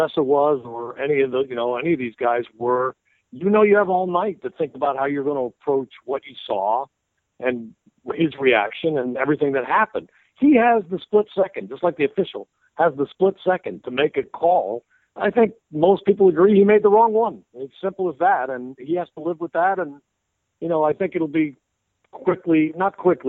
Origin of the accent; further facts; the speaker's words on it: Tarrytown, New York, United States; I grew up in Tarrytown. I was there till I went to college.